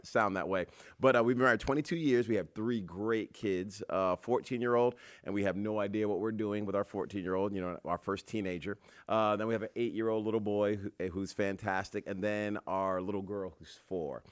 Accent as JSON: {"language": "English", "region": "Rhode Island", "country": "United States", "moved": "yes", "said": "I'm just from Rhode Island"}